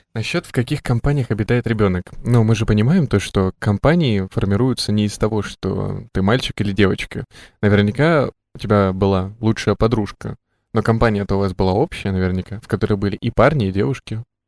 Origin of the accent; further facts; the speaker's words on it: Krasnoyarsk, Krasnoyarsk Krai, Russia; я, например, э, родился и вырос в Красноярске